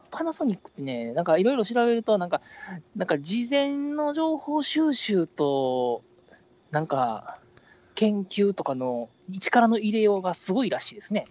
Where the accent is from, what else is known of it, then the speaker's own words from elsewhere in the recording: near Ibaraki, Osaka, Japan; うちの実家の近くの国道沿いのユニクロ